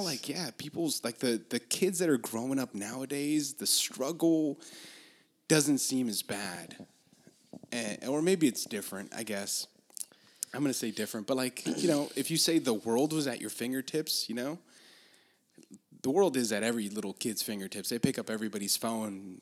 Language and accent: English; Los Angeles, California, United States; I'm from Los Angeles